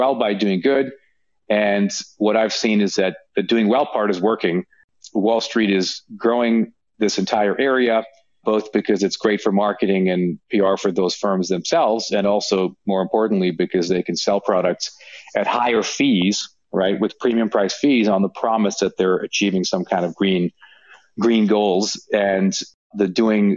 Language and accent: English; Canada; moved away as an adult; also born or lived in United States; having spent most of my career working in the US, but I am Canadian.